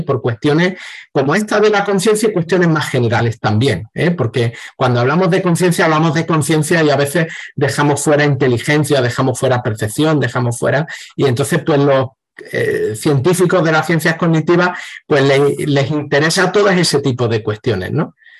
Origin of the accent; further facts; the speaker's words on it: Seville, Andalusia, Spain; yo he crecido por aquí, por Sevilla y algunos pueblos cercanos también